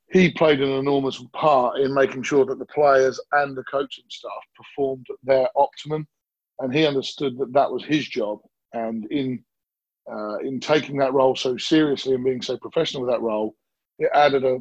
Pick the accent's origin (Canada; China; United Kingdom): United Kingdom; Ipswich, East of England; I get to raise my family where I grew up, which is this beautiful countryside town